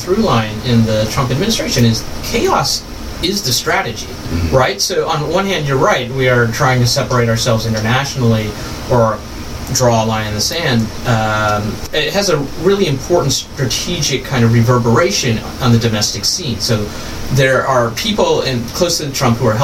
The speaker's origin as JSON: {"language": "English", "region": "the South", "country": "United States", "tie": "born or raised there", "said": "growing up in the South"}